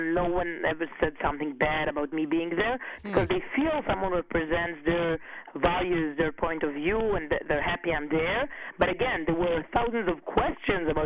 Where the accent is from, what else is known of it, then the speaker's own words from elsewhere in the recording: Herzliya, Tel Aviv District, Israel; I grew up in Herzliya, which is a city near Tel Aviv.